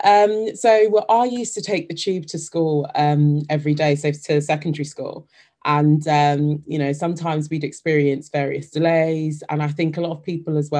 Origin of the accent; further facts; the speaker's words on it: London, United Kingdom; moved away as an adult; having had the tube be such a major part of my life growing up in London